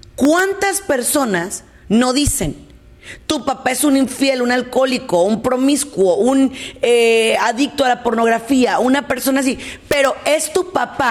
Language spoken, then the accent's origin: Spanish; Mexico; yo soy mexicana